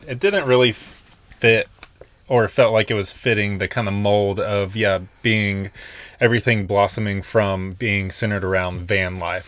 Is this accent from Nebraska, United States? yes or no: no; Nashville, Tennessee, United States; moved away as an adult; also born or lived in Colorado; we were born and raised in Nashville until, like, two thousand eighteen.